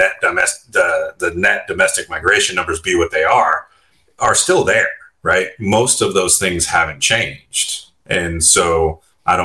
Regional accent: California, United States; I'm born and raised in California. I like it here

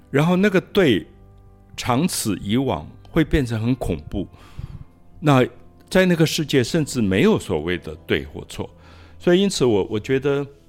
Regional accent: Taiwan; also born or lived in Paris, France; 我自己在台湾长大

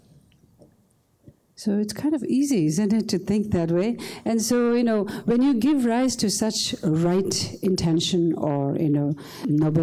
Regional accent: India; moved away; as a child growing up in India

